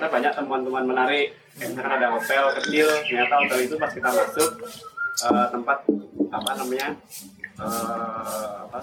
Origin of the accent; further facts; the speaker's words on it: Java, Indonesia; now in Bali, Indonesia; aku aku orang Jawa tapi tinggal di Bali